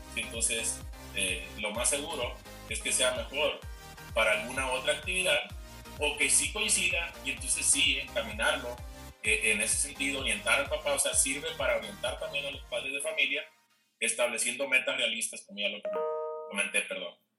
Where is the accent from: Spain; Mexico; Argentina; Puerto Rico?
Mexico; Culiacán, Sinaloa; moved away as an adult; now in Chihuahua, Mexico; regresarme entonces pues, a, mi tierra, a Culiacán